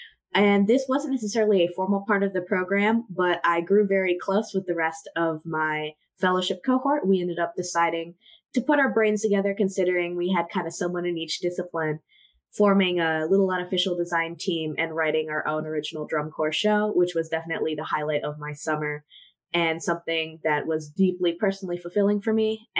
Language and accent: English; Washington, District of Columbia, United States; moved away as an adult; now in Indianapolis, United States; I'm initially from the Washington, D.C. area, and then I spent 4 years in Columbus, Ohio